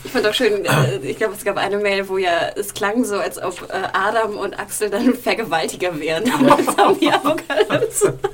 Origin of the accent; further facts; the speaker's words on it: Hamburg, Germany; aus meiner Heimatstadt Hamburg